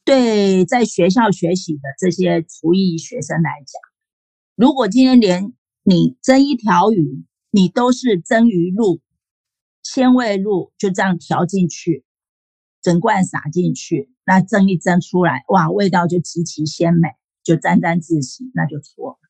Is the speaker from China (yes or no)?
no; Taiwan; 我的我是台湾人，啊，就是这样啊。我常吃牛肉面啊